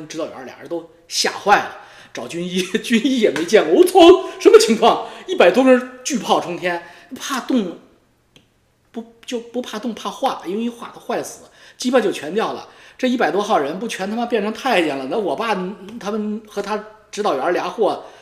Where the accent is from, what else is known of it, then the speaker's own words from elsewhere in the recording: China; 我我小时候在部队大院长大，六十五集团军，我爸是炮兵